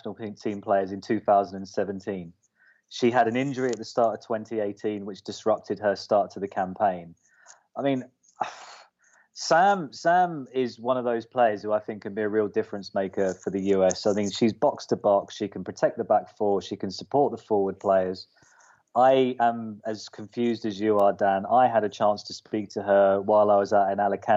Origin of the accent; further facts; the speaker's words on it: United Kingdom; as a Brit